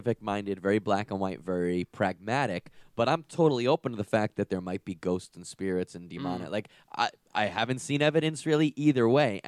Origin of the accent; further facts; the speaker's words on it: Long Island, New York, United States; I grew up in Long Island, New York